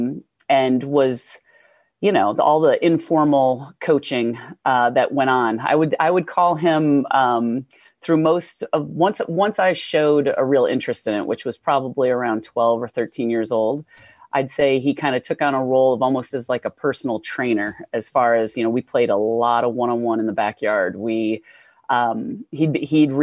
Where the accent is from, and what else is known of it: Indiana, United States; born or raised there; also born or lived in New Hampshire; now in Vermont, United States